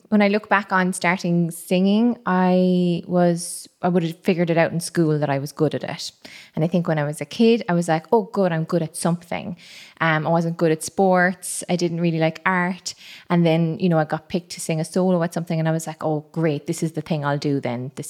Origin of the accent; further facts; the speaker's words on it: Cameroon; also born or lived in Madagascar; I'm from Cameroon and Madagascar